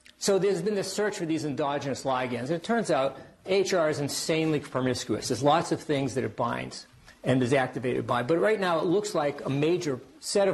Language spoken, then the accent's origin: English; Worcester, Massachusetts, United States; accent: Worcester; my Worcester accent